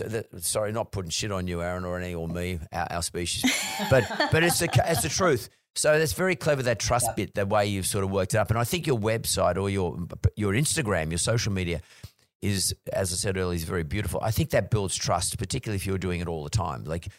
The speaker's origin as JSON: {"language": "English", "country": "Australia", "said": "I think being Aussie sort of helps a little bit, to be honest with you, with the Australian market at least."}